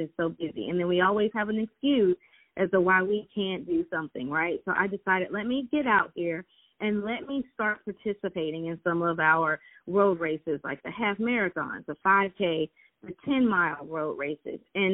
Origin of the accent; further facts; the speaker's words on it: Atlanta, Georgia, United States; I am originally from Atlanta, Georgia, and this is where I currently reside